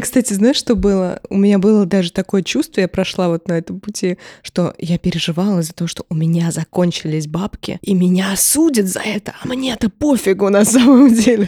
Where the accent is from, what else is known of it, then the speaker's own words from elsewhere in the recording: Moscow, Russia; я вот всю жизнь живу в родном городе